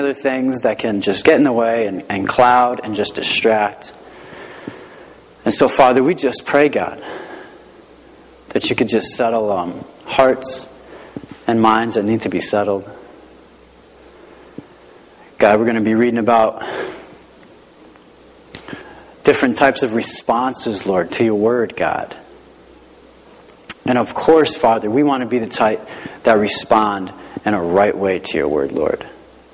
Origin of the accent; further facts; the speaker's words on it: Rocky Hill, Connecticut, United States; I grew up in the Hartford area, in Rocky Hill, nice little town south of Hartford